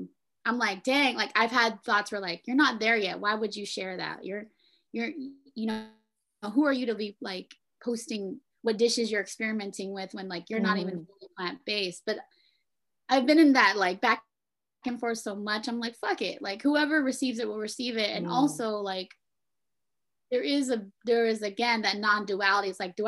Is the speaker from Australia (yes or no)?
no; Philippines; being a Filipino, like raised in a cat, like we ate a lot of pork, yeah.